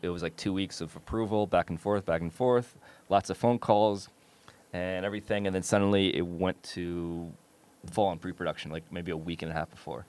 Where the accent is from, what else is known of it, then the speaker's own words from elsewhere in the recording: New York, United States; moved away; I'm from New York